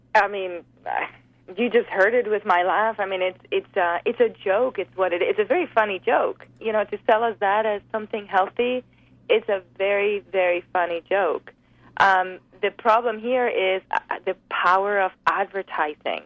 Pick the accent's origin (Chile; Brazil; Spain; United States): Spain; moved away; I grew up in Spain on the Mediterranean diet